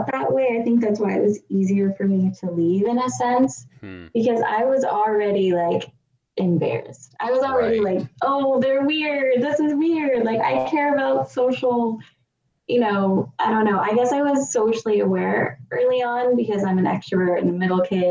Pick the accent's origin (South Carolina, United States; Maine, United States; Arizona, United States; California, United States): California, United States; accent: California; I grew up in California. Mm-hmm. as you couldn't tell from my annoying California accent